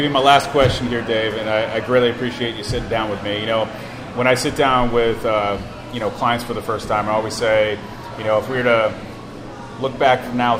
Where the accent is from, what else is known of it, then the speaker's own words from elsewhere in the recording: Florida, United States; moved away as an adult; now in Indianapolis, United States; So I'm originally a Florida native.